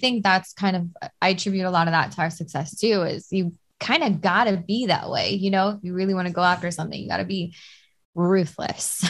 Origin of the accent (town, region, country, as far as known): Hawaii, United States; born or raised there